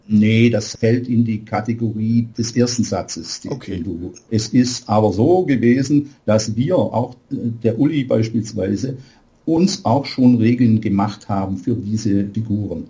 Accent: Aalen, Baden-Württemberg, Germany; Bei uns in Aalen

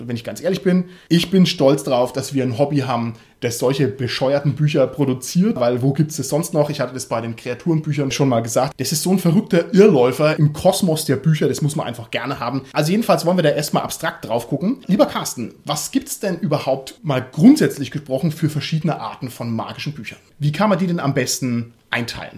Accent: Germany; bei uns in Deutschland, in unserer kleinen Szene

